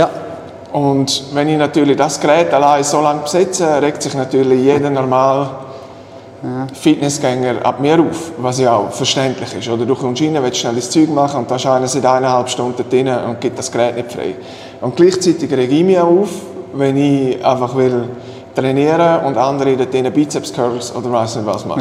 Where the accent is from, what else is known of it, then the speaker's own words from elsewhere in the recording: Switzerland; bei uns in der Schweiz